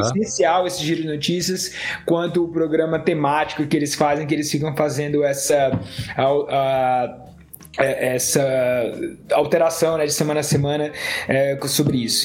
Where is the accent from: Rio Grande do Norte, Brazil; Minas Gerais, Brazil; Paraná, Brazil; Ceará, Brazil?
Ceará, Brazil; eu sou cearense